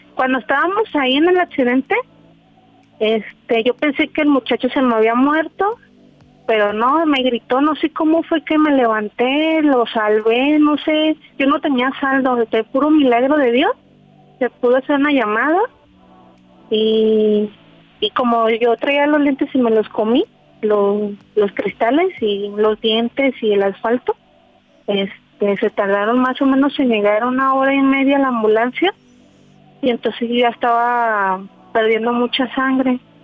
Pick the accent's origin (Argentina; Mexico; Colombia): Mexico; Guadalajara, Jalisco; Yo soy aquí de, Guadalajara.